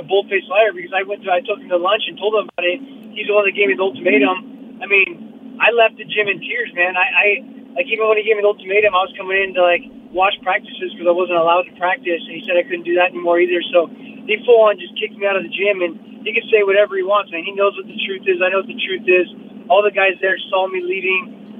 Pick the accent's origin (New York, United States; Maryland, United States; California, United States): California, United States; moved away as an adult; also born or lived in Sacramento; now in Denver, United States; I'm born and raised in California. I've always been in California. Came out here to Denver